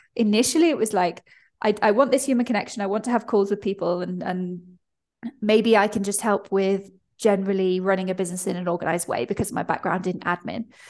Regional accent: United Kingdom; I'm British

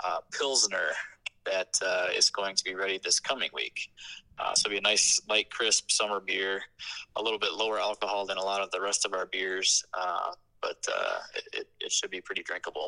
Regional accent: Delavan, Wisconsin, United States; I'm from Delavan

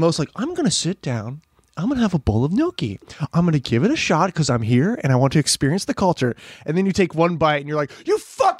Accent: Pennsylvania, United States; I'm from Pennsylvania.

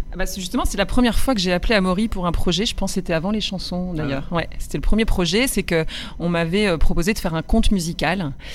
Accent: Roubaix, Hauts-de-France, France; Moi j'ai grandi dans le nord, chez les ch'tis. Voilà, je suis roubaisienne au départ

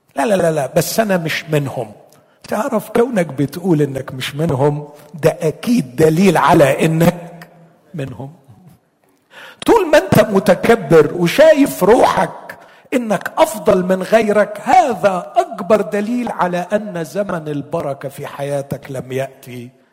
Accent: Egypt; عندنا في مصر

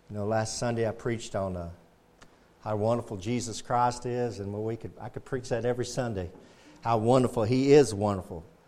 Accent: United States; We're Americans

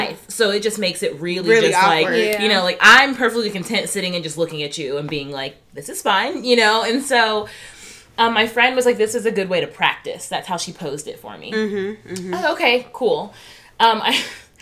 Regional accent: Alabama, United States; moved away; I'm from Alabama originally

